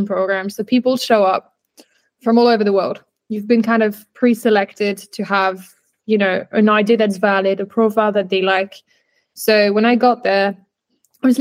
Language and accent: English; France; moved away as an adult; also born or lived in United Kingdom / South Africa / Barcelona, Spain; growing up in France, then back and forth in the UK